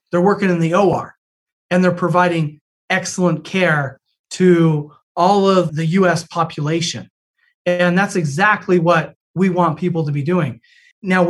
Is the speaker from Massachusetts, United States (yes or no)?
no; Utah, United States; moved away; I'm from Utah originally